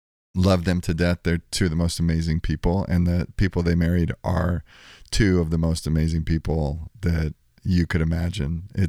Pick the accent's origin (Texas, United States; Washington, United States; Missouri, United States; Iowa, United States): Texas, United States; born there; Well, I was born in Texas. My mom and dad were married for, 45 years before my dad passed away, 5 or 6 years ago now. We moved around a lot. My dad was in the Air Force, lived in 18 houses in the first 18 years of my life